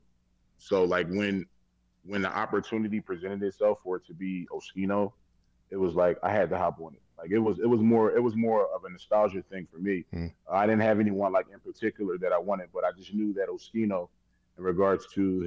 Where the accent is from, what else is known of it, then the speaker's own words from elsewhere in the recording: Philadelphia, Pennsylvania, United States; just being a Philadelphian myself